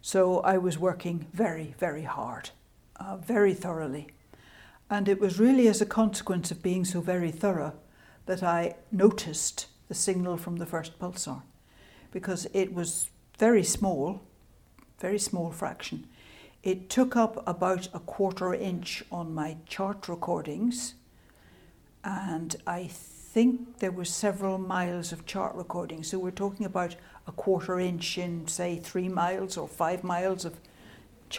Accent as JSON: {"language": "English", "country": "United Kingdom", "accent": "Scottish / Irish", "moved": "as an adult", "said": "My accent is Scottish / Irish. And until I went to do the PhD, I had lived in the north and west of the British Isles"}